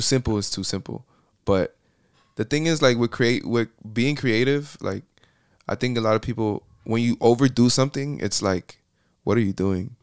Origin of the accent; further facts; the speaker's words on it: Miami, Florida, United States; accent: Puerto Rican; born and raised in Miami, Florida.